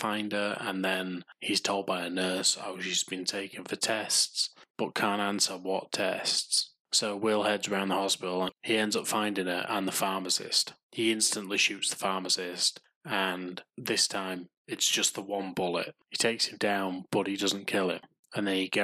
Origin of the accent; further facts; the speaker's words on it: Yorkshire and the Humber, United Kingdom; I'm from Yorkshire